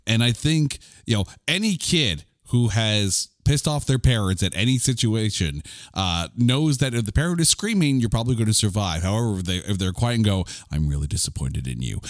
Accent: Canada; I'm a Canadian.

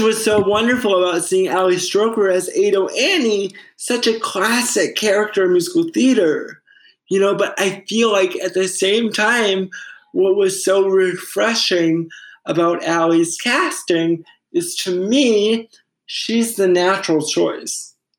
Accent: Fairhaven, Massachusetts, United States; I grew up in Fairhaven

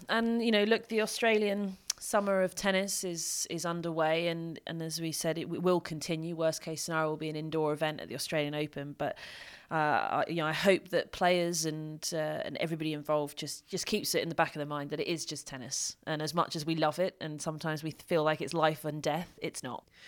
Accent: United Kingdom; I'm from Britain

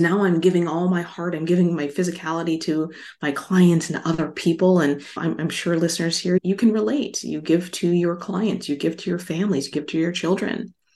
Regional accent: Las Vegas, Nevada, United States; also born or lived in Hawaii; I grew up in Las Vegas. I'm from Hawaii originally.

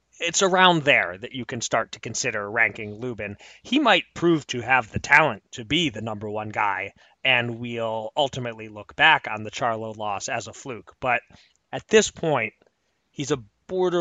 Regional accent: Pennsylvania, United States; my home state of Pennsylvania

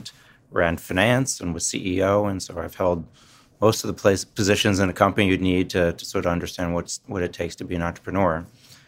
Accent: East Coast, United States; now in Chicago, United States; I'm an East Coaster by background, so Chicago is a transplant city for me

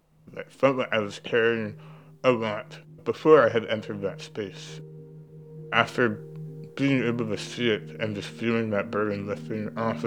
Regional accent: Hawaii, United States; I want people to know these are my responsibilities as a Hawaiian. I have committed to being a Hawaiian in such a visible and physical way

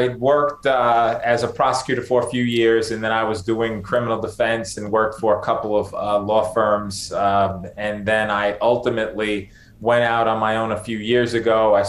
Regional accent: New York City, New York, United States; I was born and raised in the Bronx.

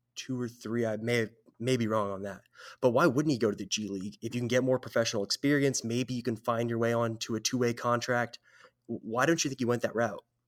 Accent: San Jose, California, United States; now in Kansas, United States; I'm originally from San Jose, California, way out west

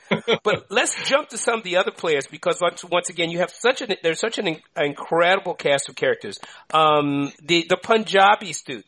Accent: Oakland, California, United States; I grew up in Oakland.

